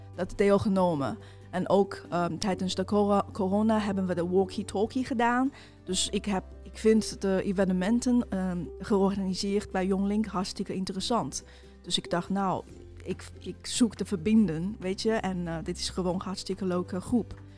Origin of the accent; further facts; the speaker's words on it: China; now in Netherlands; oorspronkelijk kom ik uit China. inmiddels woon ik al meer dan tien jaar in Nederland